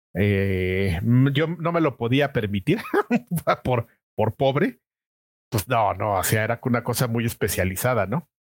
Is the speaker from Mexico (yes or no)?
yes; Mexico City, Mexico; nací en la Ciudad de México, en la delegación Venustiano Carranza. De hecho, nací muy cerca de donde vivo ahora.